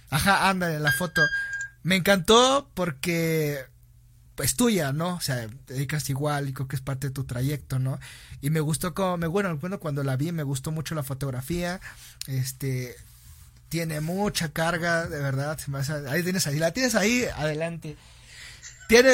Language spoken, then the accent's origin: Spanish; Mexico; moved away; como mexicanos